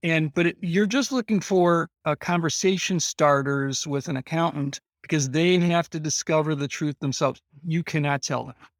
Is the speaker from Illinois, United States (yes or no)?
yes; Illinois, United States; I'm from Illinois, this is the corn capital of the world